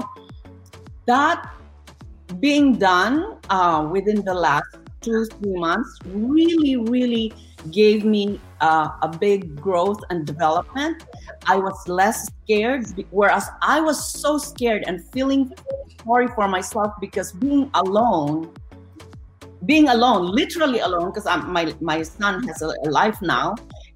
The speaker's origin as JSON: {"language": "English", "country": "Philippines", "moved": "yes", "said": "I'm Filipino. I have a big, big family."}